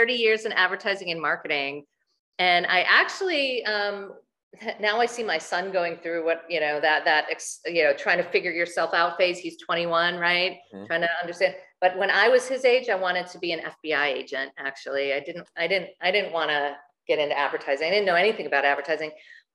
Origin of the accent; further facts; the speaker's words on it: Chicago, Illinois, United States; I grew up in Chicago